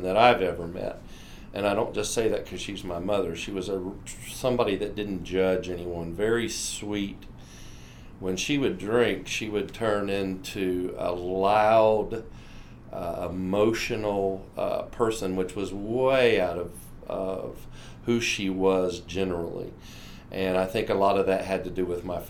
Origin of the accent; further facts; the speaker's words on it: Atlantic Beach, Florida, United States; I am from Atlantic Beach, Florida